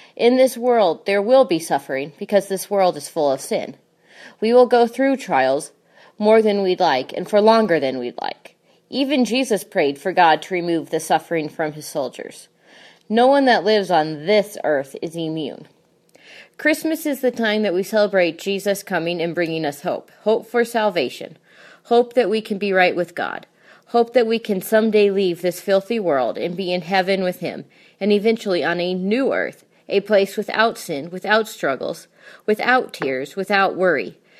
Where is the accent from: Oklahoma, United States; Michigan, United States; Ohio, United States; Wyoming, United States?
Wyoming, United States; I grew up in Wyoming